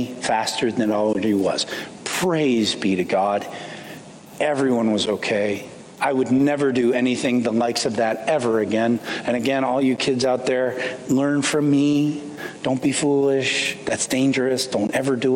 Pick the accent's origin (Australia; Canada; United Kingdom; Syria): Canada; I grew up in Canada